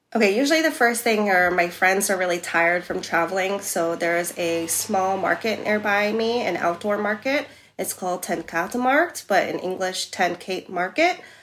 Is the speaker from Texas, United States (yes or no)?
no; New York City, New York, United States; moved away as an adult; now in Amsterdam, Netherlands; I'm from New York City and there it's like no if I'm sick or not, I have to work